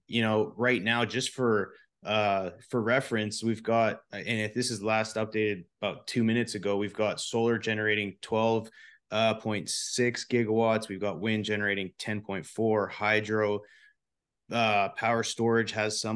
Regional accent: Canada; now in Texas, United States; I'm a Canadian, but I'm proud to say I'm a Texan now

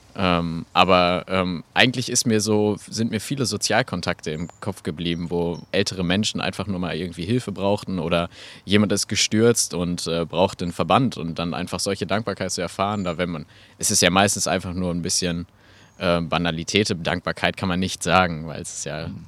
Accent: Geseke, North Rhine-Westphalia, Germany; also born or lived in Eschwege / Magdeburg; in Eschwege geboren, ein bisschen dann über Magdeburg, bis dann hier endgültig dann in Ehringhausen, äh, da bin ich dann gelandet und ähm, mittlerweile auch äh, sehr heimisch geworden. Und äh, ja, war hier in Stürmede in der Schule

